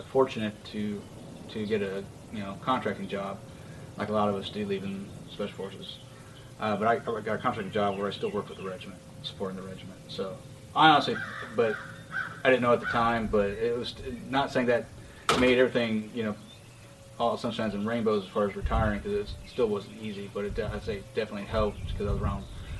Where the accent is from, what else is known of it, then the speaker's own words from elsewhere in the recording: Seattle, Washington, United States; I grew up in the Pacific Northwest, Seattle, Washington